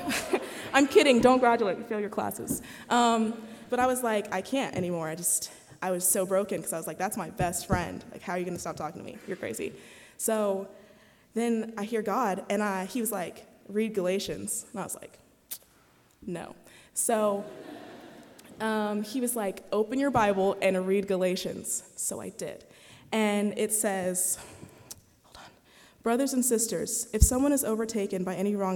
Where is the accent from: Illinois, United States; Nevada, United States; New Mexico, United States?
Nevada, United States; Las Vegas; I'm from Vegas